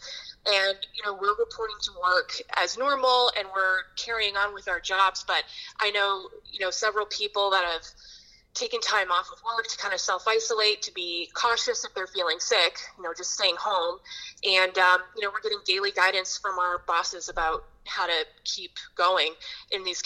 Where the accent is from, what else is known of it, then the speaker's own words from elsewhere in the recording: Pittsburgh, Pennsylvania, United States; also born or lived in New England; now in Tampa Bay, United States; I grew up in Pittsburgh